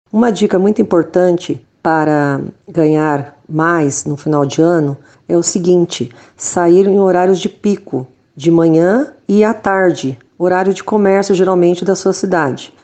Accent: São José dos Campos, São Paulo, Brazil; sou da cidade de São José dos Campos, São Paulo

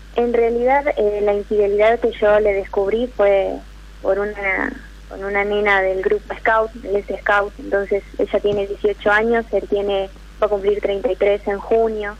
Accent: Jujuy, Argentina; moved away as an adult; now in Rosario, Argentina; Soy de Jujuy, pero estoy estudiando en Rosario

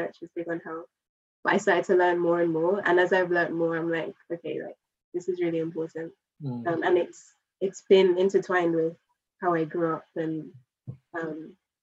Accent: Jamaica; moved away; I was born in Jamaica and lived in Jamaica for a number of years

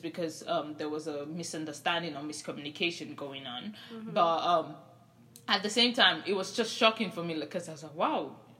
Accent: Nigeria; I'm Nigerian.

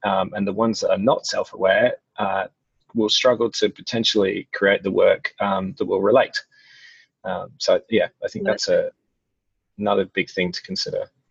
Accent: England, United Kingdom; being English

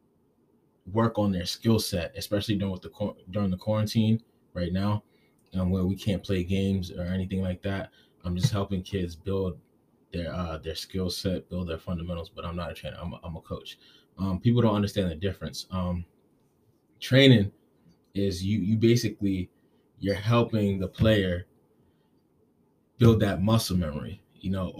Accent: Gaithersburg, Maryland, United States; moved away as an adult; now in Providence, United States; I'm originally from Gaithersburg, Maryland. It's a small city outside of D.C. I moved up to Providence about 6 years ago

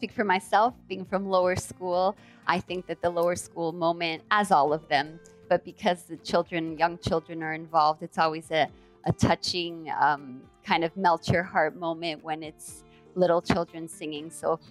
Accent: Canada; accent: Canadian; We're Canadian. You can tell in our accents. We use the word A at the end of our sentences a lot. Just typical things that are Canadian that we don't want to lose and we want to transmit to our children.

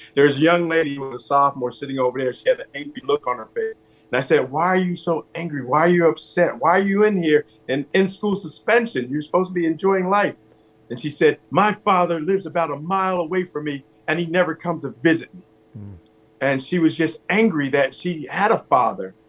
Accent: East Orange, New Jersey, United States; also born or lived in Pennsylvania; I was born in New Jersey, grew up in New Jersey

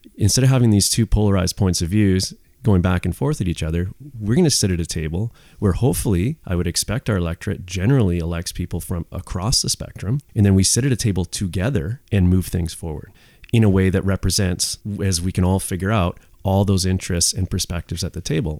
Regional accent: Squamish, British Columbia, Canada; I'm third generation Squamish

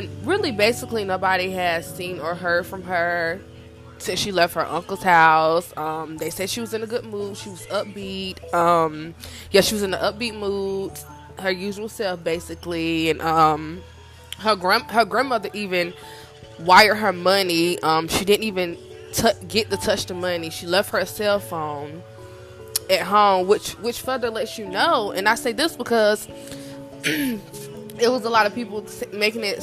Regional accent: Rock Hill, South Carolina, United States; I'm from South Carolina, a small town called Rock Hill, and people are nosy down here

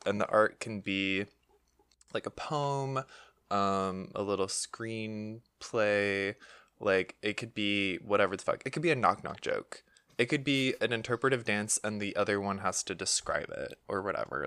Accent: United States; we're American

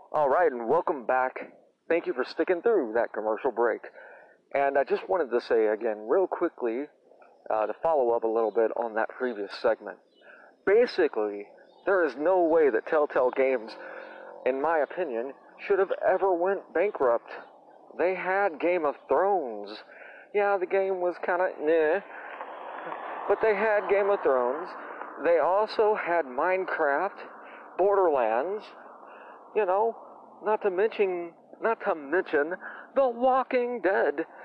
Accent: United States; I'm American

